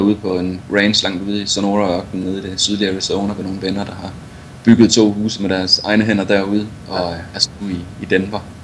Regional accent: Viborg, Central Denmark Region, Denmark; moved away as an adult; now in Colorado, United States; født og opvokset i, øh, født og opvokset i Viborg

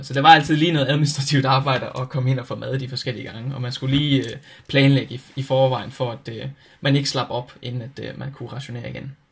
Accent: Denmark; jeg har en rigtig sikker tilværelse med fantastiske forældre derhjemme i Danmark

